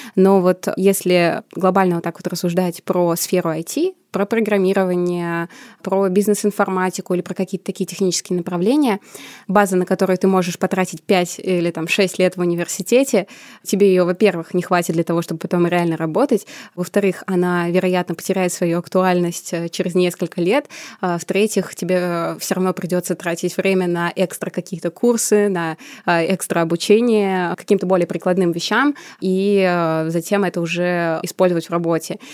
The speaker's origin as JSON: {"language": "Russian", "town": "Samara", "region": "Samara Oblast", "country": "Russia", "tie": "born or raised there", "moved": "as an adult", "lives_now": "Moscow, Russia", "said": "Я сама родом из Самары"}